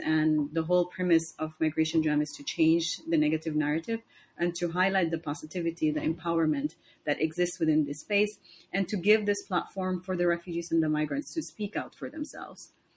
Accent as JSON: {"language": "English", "country": "Somalia", "moved": "yes", "lives_now": "Istanbul, Turkey", "said": "I'm from Somalia. Um, I've been living here in Istanbul for almost one year and two months"}